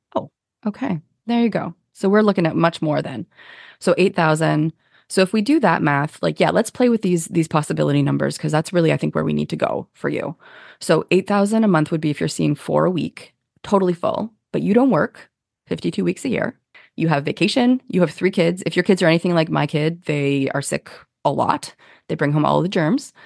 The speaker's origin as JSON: {"language": "English", "country": "Canada", "said": "we're Canadian"}